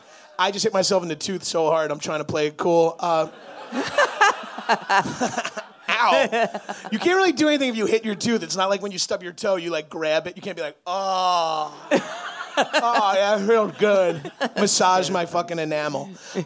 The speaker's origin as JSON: {"language": "English", "region": "New York", "country": "United States", "said": "I'm from New York"}